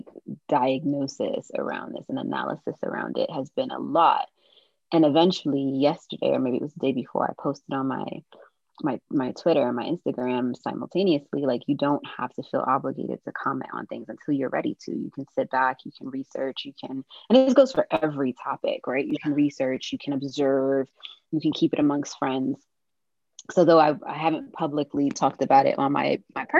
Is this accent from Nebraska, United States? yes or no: no; New York City, New York, United States; also born or lived in London; I'm from Brooklyn